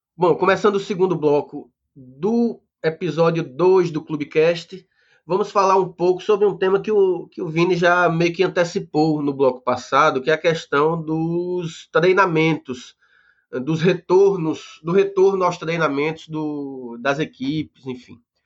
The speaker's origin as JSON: {"language": "Portuguese", "town": "Recife", "region": "Pernambuco", "country": "Brazil", "said": "eu sou do, do Recife também"}